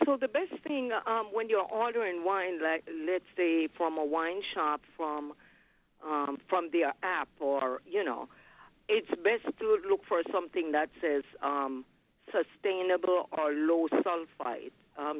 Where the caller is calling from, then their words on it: New York City, New York, United States; I'm calling from Brooklyn, New York.